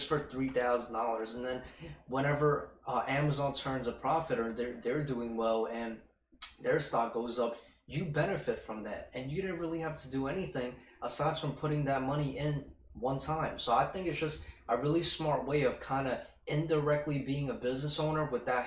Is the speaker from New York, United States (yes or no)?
yes; New York City, New York, United States; we're both from Queens